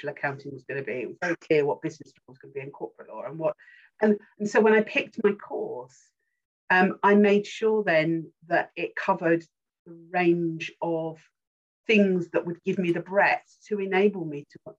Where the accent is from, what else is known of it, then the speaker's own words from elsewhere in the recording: Rainham, London, United Kingdom; moved away as an adult; also born or lived in Kent; we then moved on to the outskirts of Essex, and we lived in Raynham.